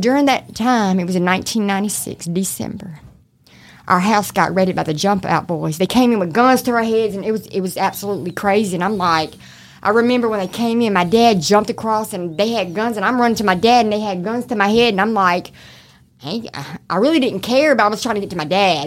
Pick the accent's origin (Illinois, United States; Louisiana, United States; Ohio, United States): Louisiana, United States; Shreveport; accent: mixture of country; also born or lived in Oklahoma / Arkansas / Texas / Baton Rouge; I'm from Shreveport, born and raised.